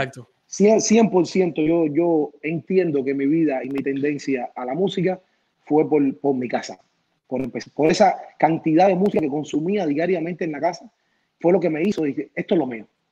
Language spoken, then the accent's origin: Spanish; Cuba; moved away as an adult; now in United States; yo me quedé varios años grabando canciones en Cuba